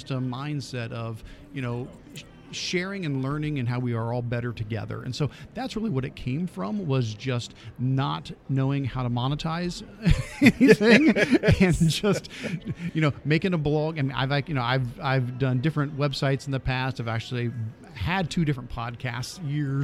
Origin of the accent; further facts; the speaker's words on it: Northeast Ohio, United States; I'm from Northeast Ohio, and I'm a technology integration guy up there.